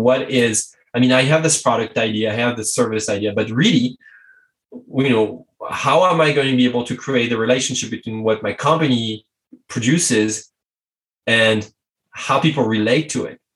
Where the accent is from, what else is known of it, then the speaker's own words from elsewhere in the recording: France; English is a second language; i'm french english is not my native language